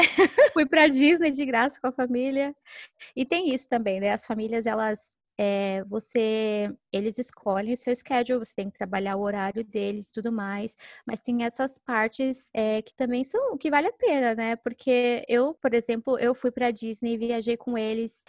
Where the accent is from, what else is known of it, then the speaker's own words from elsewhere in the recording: Brazil; moved away as an adult; a gente é brasileira